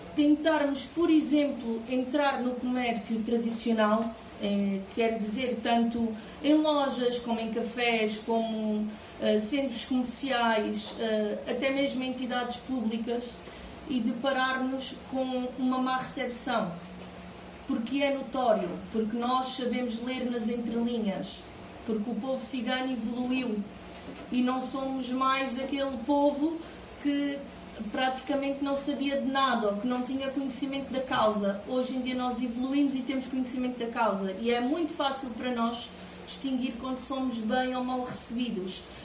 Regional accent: Portugal; eu sou portuguesa e sou cigana

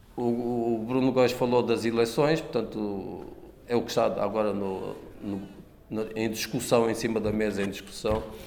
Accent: Angola; now in Portugal; Angola, meu país de origem, de onde vim

